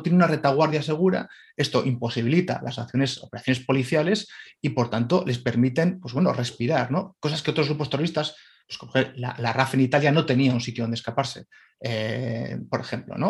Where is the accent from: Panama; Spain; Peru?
Spain; Bilbao, Basque Country; also born or lived in Madrid; de, de, chaval ver manifestaciones eh, pacifistas en, el País Vasco, ¿no? en, mi, ciudad, en Bilbao